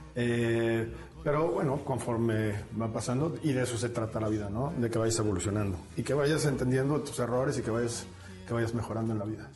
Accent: Mexico; la adoptamos en México

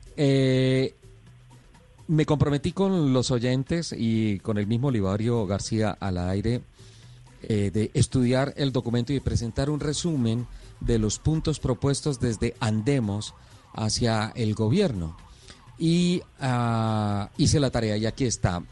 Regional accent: Colombia; soy colombiano

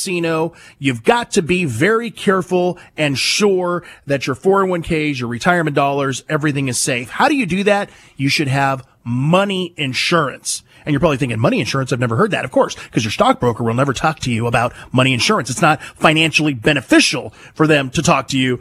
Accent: Fresno, California, United States; growing up in the Fresno, California area

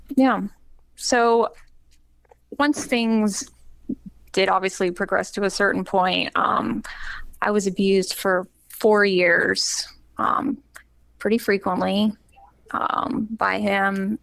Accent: Charlotte, North Carolina, United States; moved away; grew up in Charlotte and was a very frequent church grower with my family, um, basically until I moved um, away

